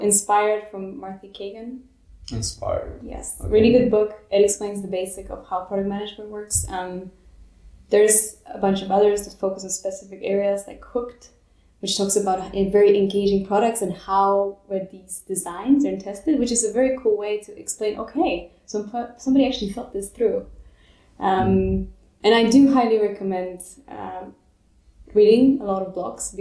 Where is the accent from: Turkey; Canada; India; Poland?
Poland; southern Poland; now in Berlin, Germany; I come from Poland, south of Poland.